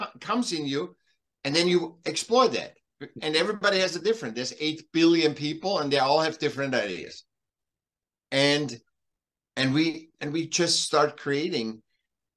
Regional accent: Vienna, Austria; moved away; I'm from Vienna, originally born in Vienna, in Austria, okay. Europe, and then I came here

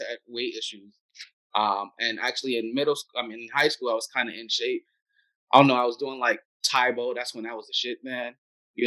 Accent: United States; I'm also American

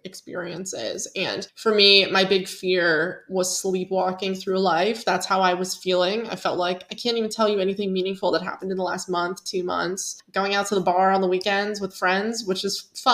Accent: Pennsylvania, United States; moved away as an adult; growing up in Pennsylvania

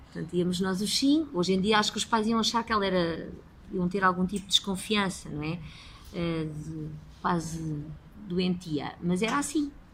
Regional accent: Lisbon, Portugal; Sou nascida e criada em Lisboa

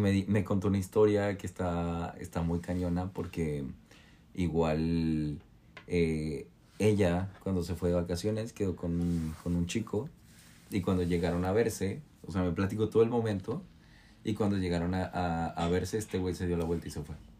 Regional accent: Mexico; now in New York, United States; soy de México

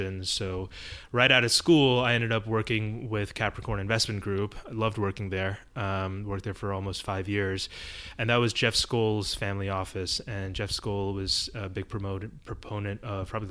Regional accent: Mumbai, Maharashtra, India; now in New York, United States; I was born in Bombay, India. It was still Bombay back then. And I lived in this apartment with my parents

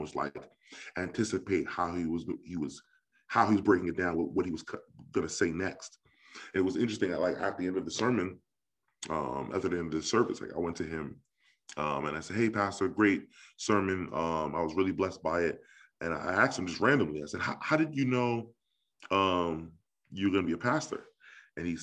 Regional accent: New York, United States; growing up in New York, I was really invested in like youth ministries

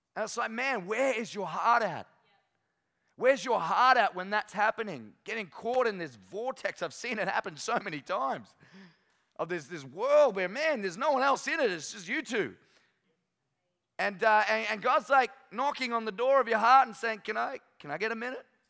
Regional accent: North Queensland, Australia; moved away as an adult; now in Sunshine Coast, Australia; I'm from North Queensland

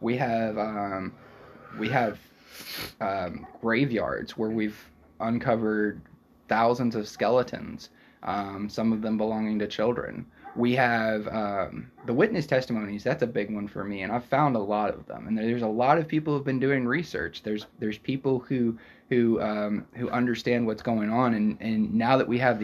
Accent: United States; they instantly pick up that we're American

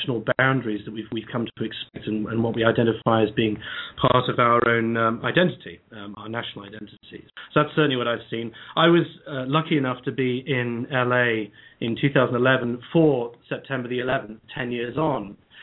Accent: England, United Kingdom; I'm a Brit, as you can hear from my voice

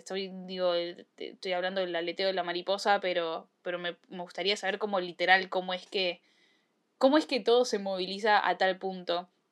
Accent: Argentina; yo nací en Argentina

